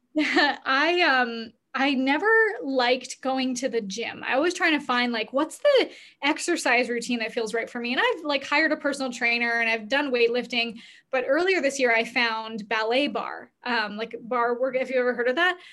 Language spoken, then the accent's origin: English; Canada; we're both Canadian